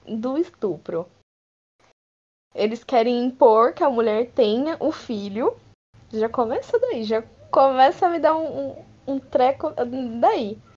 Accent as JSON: {"language": "Portuguese", "country": "Brazil", "said": "sendo brasileiro"}